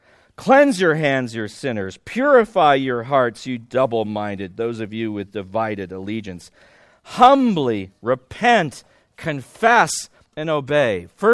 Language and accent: English; Midwest, United States; We're from the Midwest.